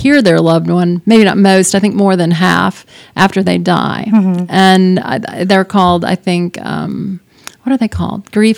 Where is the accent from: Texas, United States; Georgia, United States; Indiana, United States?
Texas, United States; Wise County; for me, mostly growing up in Wise County was a pretty happy thing, you know.